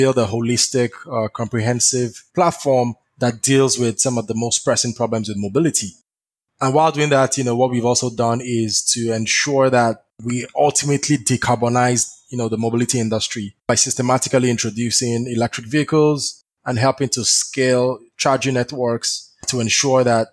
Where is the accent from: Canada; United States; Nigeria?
Nigeria; Southwest Nigeria; moved away as an adult; I'm from Nigeria, you know, I'm from Southwest Nigeria